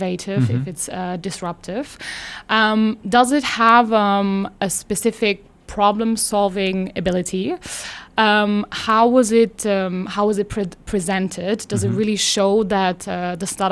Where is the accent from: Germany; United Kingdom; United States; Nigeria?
Germany; now in Luxembourg; I'm from Germany